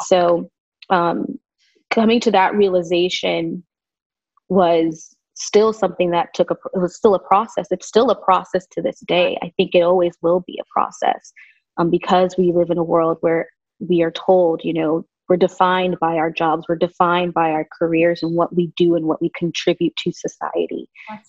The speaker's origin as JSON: {"language": "English", "region": "Southern California", "country": "United States", "tie": "born or raised there", "also_born_or_lived": "Las Vegas, Nevada / Keller, Texas / New York", "moved": "yes", "lives_now": "Northwest Florida, United States", "said": "I was born and raised mostly in California, Southern California."}